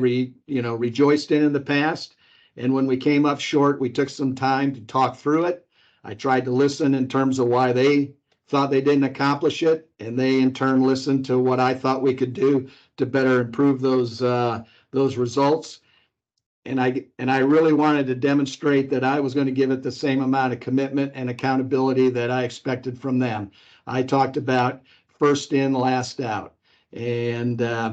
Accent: Chicago, Illinois, United States; now in Wichita, United States; I'm from the Chicago area.

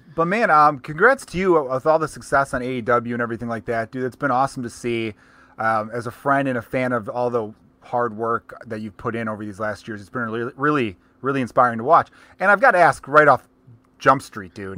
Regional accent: Chicago, Illinois, United States; accent: Chicago; I grew up in Chicago

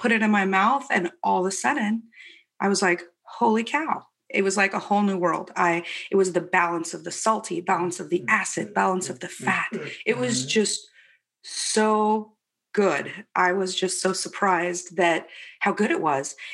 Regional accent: Spokane, Washington, United States; In Spokane, North Spokane, on a ranch that my dad had

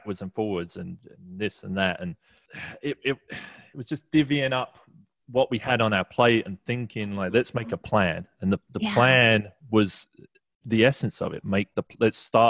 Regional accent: England, United Kingdom; There's a little bit of culture in that too, being English.

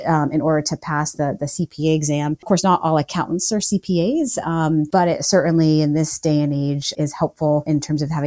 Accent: Maine, United States; moved away as an adult; also born or lived in Colorado; I moved back to my home state of Maine

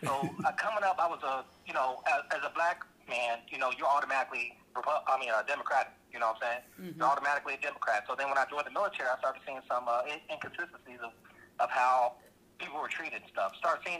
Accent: St. Louis, Missouri, United States; I grew up in St. Louis, Missouri

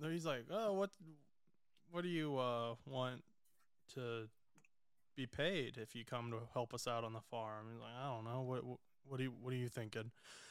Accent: Indiana, United States; I'm from Indiana

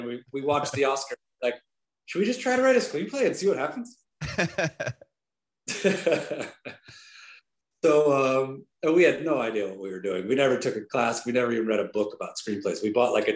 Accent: Shaker Heights, Ohio, United States; moved away as an adult; now in Los Angeles, United States; Where I grew up.

